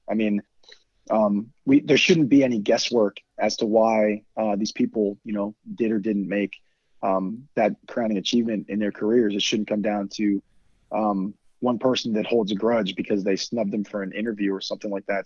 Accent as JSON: {"language": "English", "region": "Virginia", "country": "United States", "said": "I'm from Virginia"}